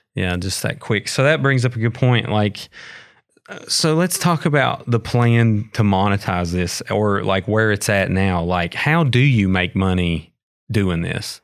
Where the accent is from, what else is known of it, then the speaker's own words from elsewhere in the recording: McDowell County, West Virginia, United States; I grew up in McDowell County